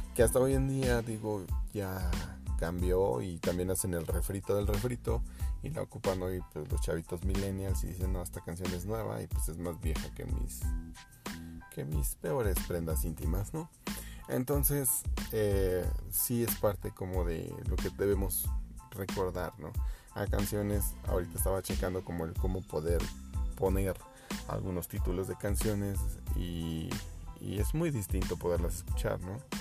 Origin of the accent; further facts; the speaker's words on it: Mexico; somos los mexicanos